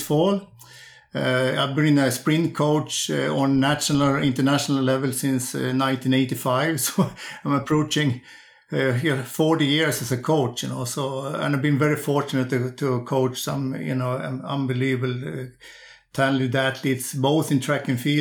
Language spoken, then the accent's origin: English; Sundsvall, Västernorrland County, Sweden; also born or lived in Växjö; I'm coaching a group nowadays on junior sprinters up in my hometown of Sundsvall.